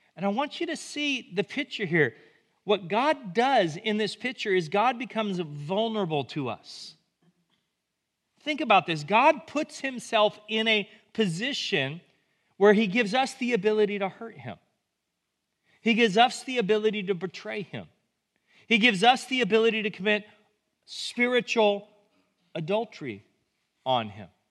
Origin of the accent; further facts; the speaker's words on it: United States; we as American Christians use our faith